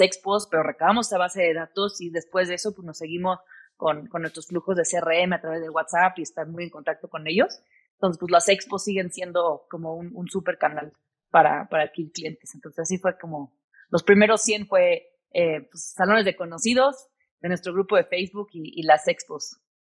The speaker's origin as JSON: {"language": "Spanish", "region": "Mexico City", "country": "Mexico", "also_born_or_lived": "United States", "moved": "yes", "said": "Mis papás, todos, toda mi familia es de aquí, de la Ciudad de México, soy sumamente mexicana"}